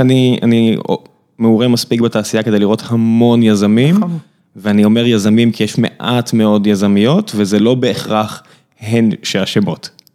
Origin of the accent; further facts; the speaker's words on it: Beersheba, Southern District, Israel; כבאר שבעי בורן אנד רייזד